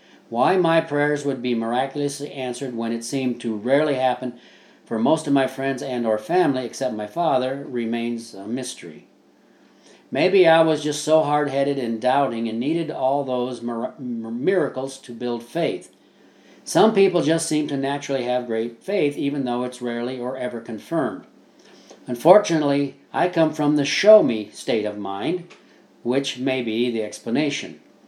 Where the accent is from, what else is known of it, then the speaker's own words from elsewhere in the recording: Midwest, United States; Also, growing up in the Midwest, my life experiences are almost as strange as Oz was to Dorothy.